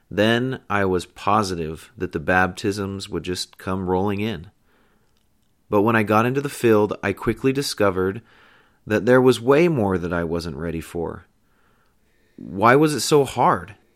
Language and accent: English; Pleasant Grove, Utah, United States; also born or lived in San Diego, California; I was born in San Diego, California, at Camp Pendleton, and I moved several times growing up, bouncing between northern Utah and California, so I'm kind of a western boy. My family eventually settled in Pleasant Grove, Utah